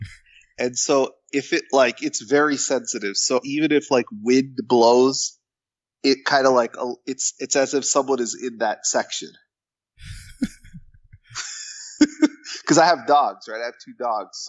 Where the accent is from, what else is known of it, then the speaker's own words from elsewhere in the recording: Toronto, Ontario, Canada; moved away as an adult; also born or lived in Tallahassee / Miami / Bakersfield / Chicago; I'm from Toronto and born and raised my whole life.